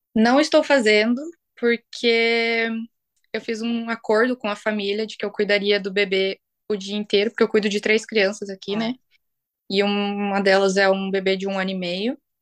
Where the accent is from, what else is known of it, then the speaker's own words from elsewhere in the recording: Brazil; moved away as an adult; now in Iceland; eu sou brasileira